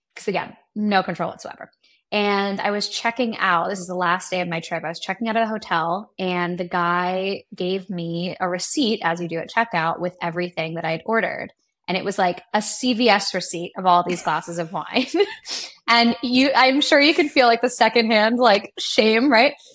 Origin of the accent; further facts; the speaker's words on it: Seattle, Washington, United States; also born or lived in New York; now in Los Angeles, United States; I grew up in Seattle, Washington